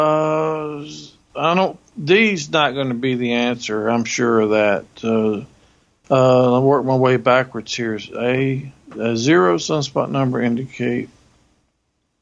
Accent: the South, United States; I'm from the South

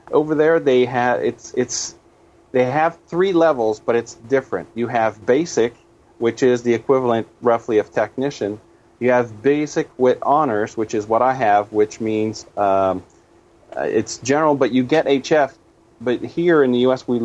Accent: Canada; now in United States; I'm originally from Canada. Uh, I I live partially in the states, and I go back uh, home uh, more often.

